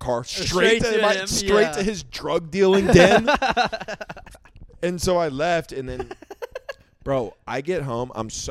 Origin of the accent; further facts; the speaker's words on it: Oklahoma, United States; also born or lived in South Florida; now in Austin, United States; from being in Oklahoma